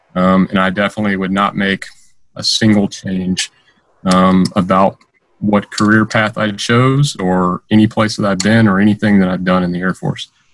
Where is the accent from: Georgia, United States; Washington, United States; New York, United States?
Georgia, United States; Stone Mountain; moved away as an adult; I grew up in, in Stone Mountain, Georgia. Um, that's where I lived uh, my teenage years um, up through some portion of college.